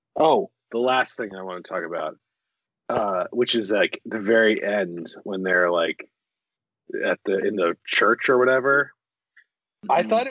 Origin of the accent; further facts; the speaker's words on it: United States; me being an American